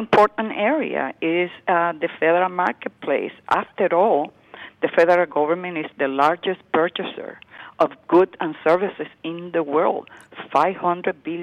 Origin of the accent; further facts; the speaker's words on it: Puerto Rico; moved away as an adult; now in New York, United States; I grew up in Puerto Rico